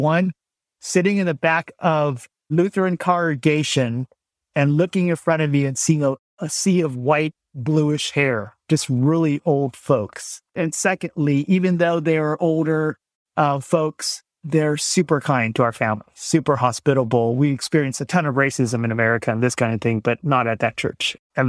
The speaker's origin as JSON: {"language": "English", "country": "Vietnam", "moved": "yes", "lives_now": "United States", "said": "Our family had some initial run-in with the church because we're Vietnamese immigrants. We came in 1975 at the end of the Vietnam War."}